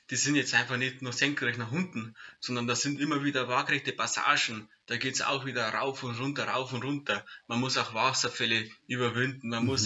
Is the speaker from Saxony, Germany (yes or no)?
no; Bavaria, Germany; Die Gefahr bei uns jetzt in Deutschland, sage ich mal, oder bei uns in Bayern ist sehr, sehr gering.